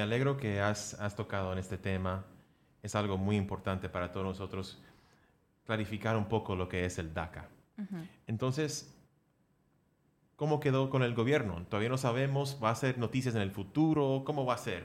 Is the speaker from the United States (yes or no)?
yes; United States; yo soy gringo colombiano, nacido aquí en Estados Unidos